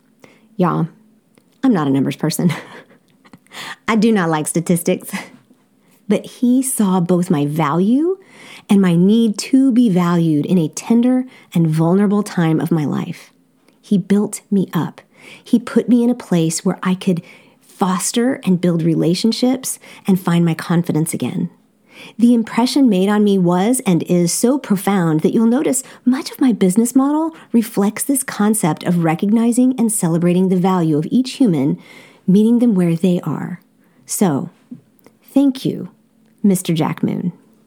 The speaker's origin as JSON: {"language": "English", "region": "Seoul", "country": "South Korea", "tie": "born or raised there", "said": "Growing up in Seoul, South Korea, I attended an amazing international school, Seoul Foreign School."}